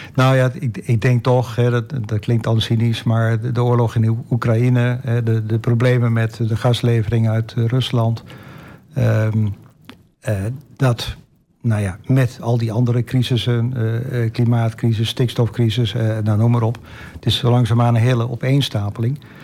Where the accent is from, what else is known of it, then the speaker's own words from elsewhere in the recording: Netherlands; als Nederlander